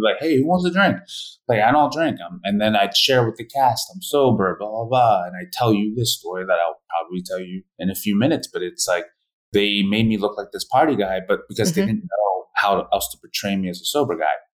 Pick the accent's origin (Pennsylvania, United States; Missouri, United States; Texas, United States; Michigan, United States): Pennsylvania, United States; Philadelphia; also born or lived in Korea; I grew up in a white family in Philadelphia